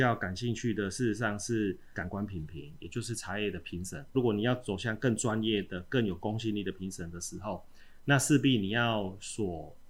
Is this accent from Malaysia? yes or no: no; Chiayi, Taiwan; 我们嘉义人都很好客啊哈，